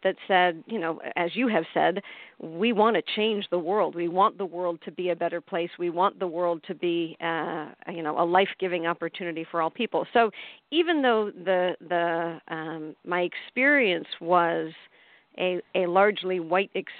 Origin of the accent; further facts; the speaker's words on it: outside of Chicago, Illinois, United States; I grew up in outside of Chicago in a white suburb